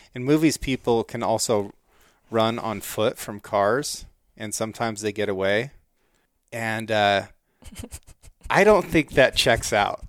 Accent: United States; also born or lived in Norway; as an American

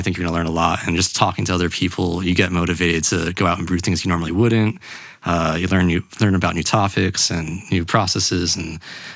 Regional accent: Boca Raton, Florida, United States; moved away as an adult; now in Salt Lake City, United States; Boca Raton, which is my hometown.

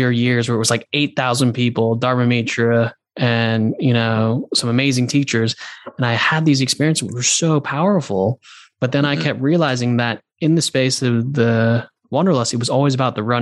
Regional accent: London, United Kingdom; But I was also like from London. So I was like on the other side of the world.

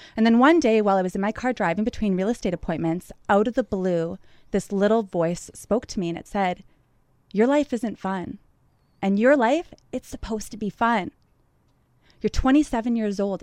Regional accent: Thunder Bay, Ontario, Canada; moved away as an adult; now in Montreal, Canada; I love my hometown

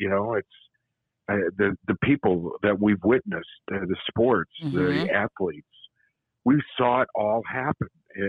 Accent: Michigan, United States; moved away; also born or lived in Chicago; I grew up in Michigan, so I was always a Tiger fan

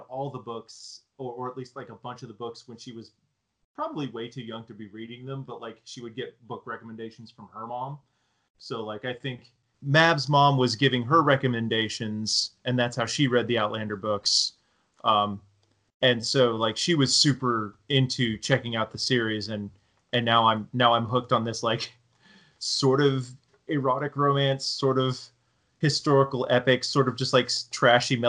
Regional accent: Oklahoma, United States; It still exists in Oklahoma, and there's a store in my hometown

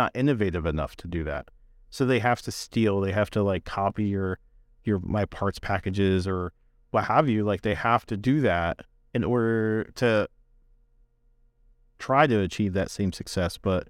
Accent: Northeast, United States; You know, like I'm from the Northeast.

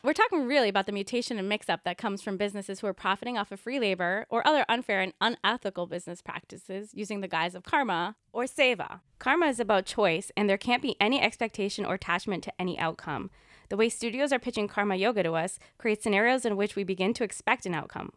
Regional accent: United States; We're two Indian American yoga teachers

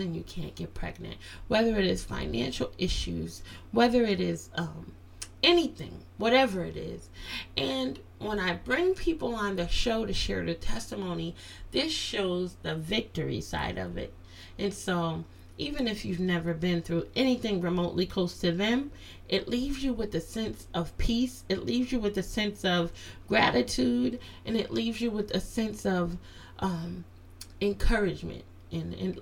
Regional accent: Connecticut, United States; also born or lived in Virginia; I was born in Virginia but raised here in Connecticut

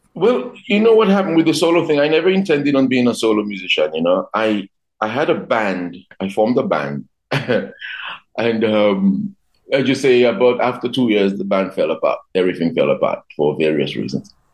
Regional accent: Dominica; I remember growing up in, in Dominica in the 70s

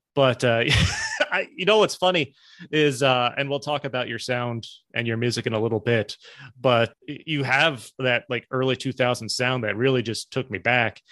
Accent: Albany, New York, United States; moved away as an adult; also born or lived in Spartanburg, South Carolina; I'm from the Albany, Schenectady area

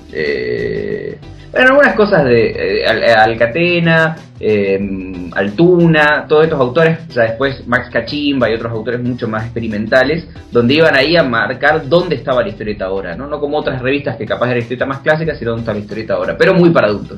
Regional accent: Argentina; yo como soy argentino, este, me crié leyendo Mafalda

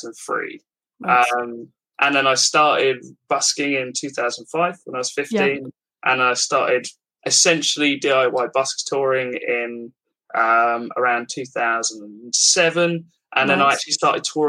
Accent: Milton Keynes, South East England, United Kingdom; I'm from Milton Keynes

